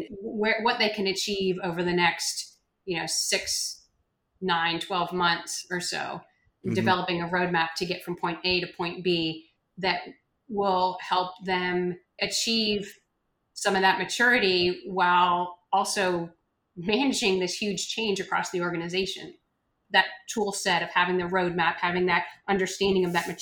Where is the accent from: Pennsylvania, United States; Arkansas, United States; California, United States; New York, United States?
Pennsylvania, United States; northeastern; also born or lived in Philadelphia, Pennsylvania; I grew up in Pennsylvania, northeastern part of Pennsylvania